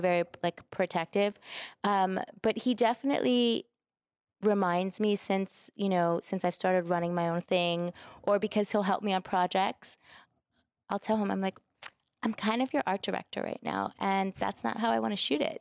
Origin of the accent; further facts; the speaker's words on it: New York City, New York, United States; I'm from New York. I'm a Brooklyn girl